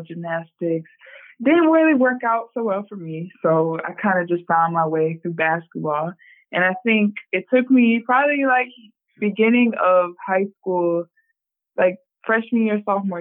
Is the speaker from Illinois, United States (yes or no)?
yes; Rock Island, Illinois, United States; now in South Carolina, United States; I am from Rock Island, Illinois